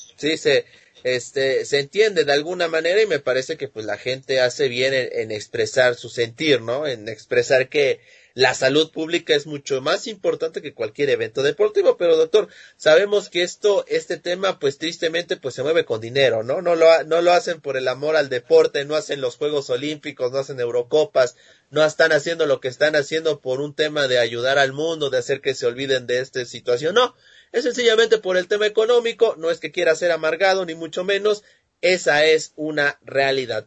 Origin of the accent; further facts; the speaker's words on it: Mexico; yo no soy de España, Ah, soy mexicano